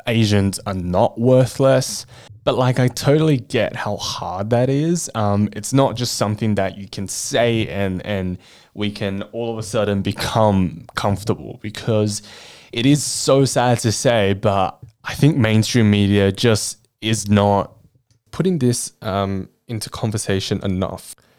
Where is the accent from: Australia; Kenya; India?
Australia; also born or lived in Chongqing, China; I spent majority of my life in Australia.